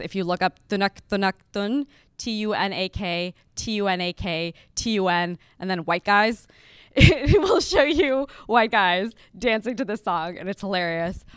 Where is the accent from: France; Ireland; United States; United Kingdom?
United States; Las Vegas, Nevada; moved away as an adult; also born or lived in Lahore, Pakistan / Berkeley; I was born in Lahore, which is, you know, city in Pakistan. And it was a little too conservative for my family. So they picked us up and they moved us to Las Vegas. And so I grew up in Las Vegas